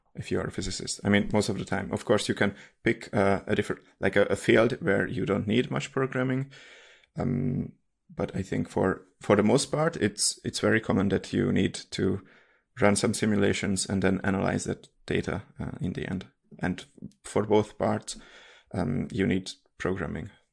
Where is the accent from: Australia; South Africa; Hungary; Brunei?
Hungary; English is a second language; moved away as an adult; now in Munich, Germany; I'm from Hungary and I live in Germany, Munich.